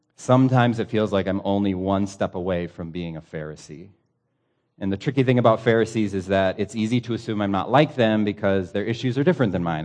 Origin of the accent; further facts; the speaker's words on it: United States; As an American pastor